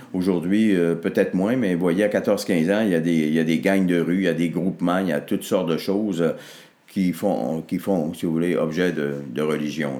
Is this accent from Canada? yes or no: yes; Arvida, Quebec, Canada; je suis né au monde à Arvida, dans une paroisse qui s'appelait Saint-Jacques. C'était tout petit, là, notre patelin